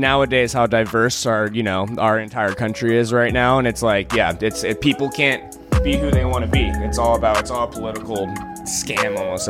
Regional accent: Seattle, Washington, United States; Born and raised in Seattle area. I love it here

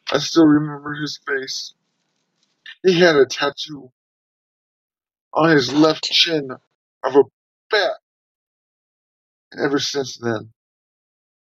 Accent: Long Beach, California, United States; also born or lived in Artesia, California; I was born in Artesia, California, in a hospital that no longer exists, actually. I lived there for a few years, then my parents and big brother, Dana, and I, we all moved to a rough neighborhood in LBC

